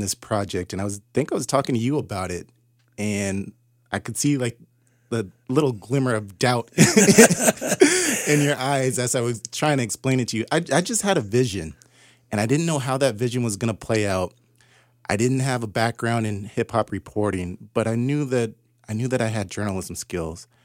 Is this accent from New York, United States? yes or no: no; Southern California, United States; I grew up in Southern California in the late 80s and the early 90s